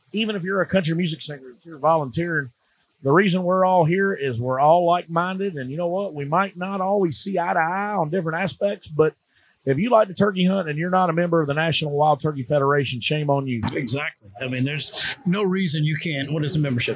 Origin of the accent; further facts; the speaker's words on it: Charleston, South Carolina, United States; my hometown, Charleston, South Carolina